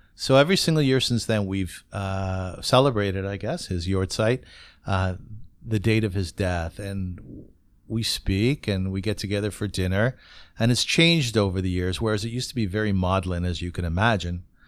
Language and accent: English; Kitchener, Ontario, Canada